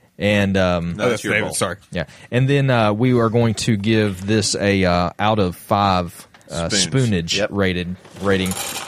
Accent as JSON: {"language": "English", "country": "Ireland", "said": "You're near my home country of Ireland."}